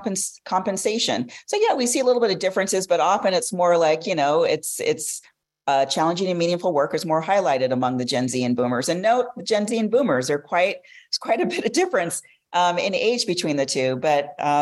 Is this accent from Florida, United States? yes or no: no; Los Angeles, California, United States; I'm from Los Angeles